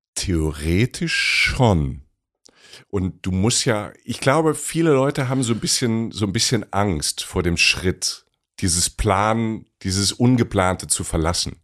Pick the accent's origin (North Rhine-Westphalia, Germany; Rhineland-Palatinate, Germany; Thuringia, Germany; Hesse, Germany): Rhineland-Palatinate, Germany; ich komme aus der Pfalz